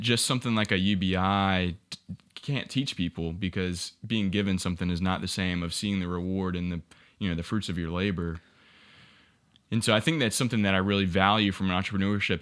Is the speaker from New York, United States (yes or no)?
no; Ware Shoals, South Carolina, United States; moved away as an adult; now in Columbia, United States; originally from a small town called Whersholes